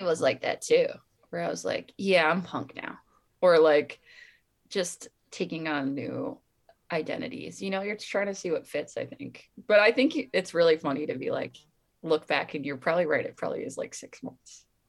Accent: Pocono Mountains, Pennsylvania, United States; born or raised there

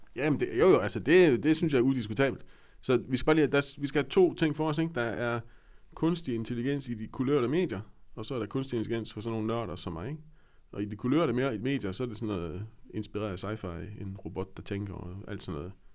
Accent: West Jutland, Central Denmark Region, Denmark; Jeg er jo vestjyde

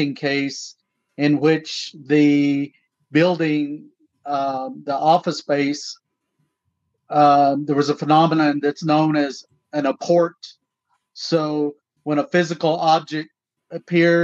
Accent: Tahlequah, Oklahoma, United States; also born or lived in Fort Defiance, Arizona / Navajo Reservation; were taken back to Oklahoma, where we were raised in Tahlequah and that surrounding area

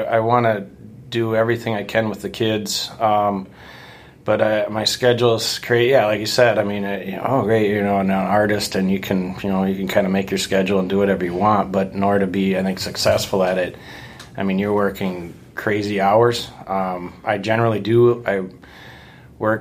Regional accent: Watertown, South Dakota, United States; moved away as an adult; also born or lived in Brookings, South Dakota; now in Sioux Falls, United States; I grew up in Watertown, went to high school, and then from there went to South Dakota State University

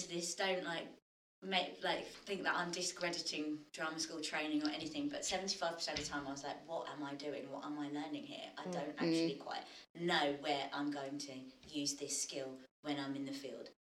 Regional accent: London, United Kingdom; I grew up in Tottenham

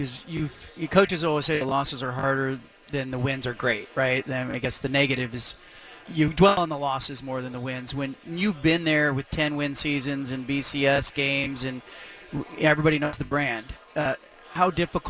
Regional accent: the Bay Area, California, United States; I grew up in the Bay Area

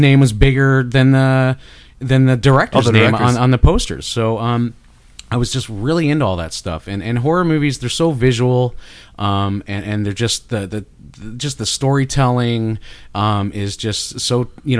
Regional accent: Canada; accent: Canadian; my Canadian accent

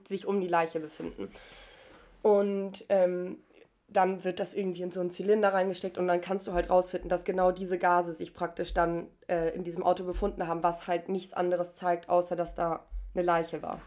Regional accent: Germany; bei uns in Deutschland

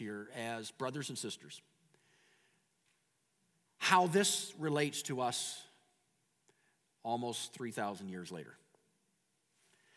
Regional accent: Canada

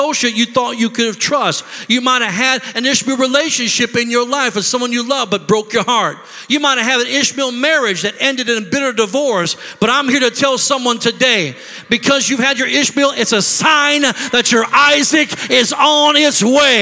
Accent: Rockford, Illinois, United States; moved away as an adult; also born or lived in Beloit, Wisconsin; now in Milwaukee, United States; we're not from here. We're from Rockford, Illinois

